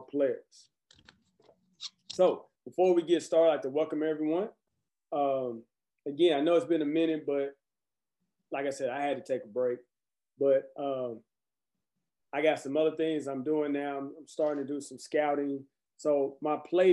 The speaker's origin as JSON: {"language": "English", "town": "Conway", "country": "United States", "tie": "born or raised there", "said": "my hometown in Conway"}